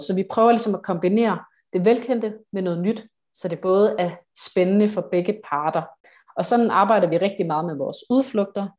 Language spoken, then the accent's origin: Danish; Odense, Southern Denmark, Denmark; Jeg er fra Odense